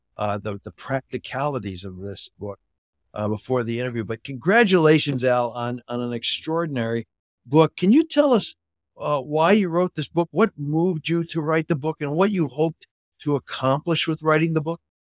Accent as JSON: {"language": "English", "country": "Canada", "tie": "born or raised there", "said": "I grew up in Canada"}